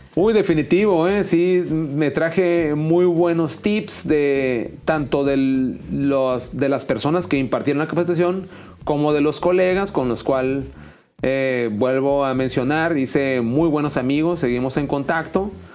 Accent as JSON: {"language": "Spanish", "town": "Mexicali", "region": "Baja California", "country": "Mexico", "said": "yo soy de Mexicali, Baja California"}